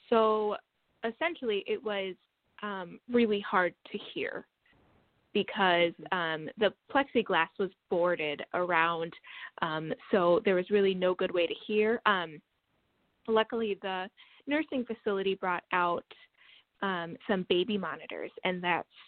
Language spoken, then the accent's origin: English; La Crosse, Wisconsin, United States; now in Madison, United States; I am from Wisconsin. I am from La Crosse, Wisconsin, which is um, on the south side of the state, and that is currently where my dad lives. And right now, I live in Madison, Wisconsin.